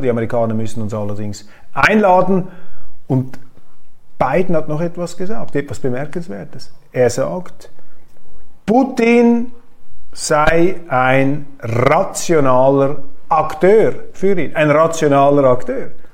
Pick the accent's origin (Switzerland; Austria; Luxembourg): Switzerland; Das kann ich natürlich nicht machen als Schweizer